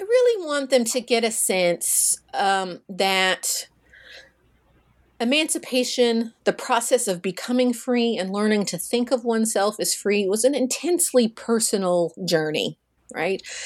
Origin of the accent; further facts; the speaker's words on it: Russellville, Kentucky, United States; in my hometown of Russellville, Kentucky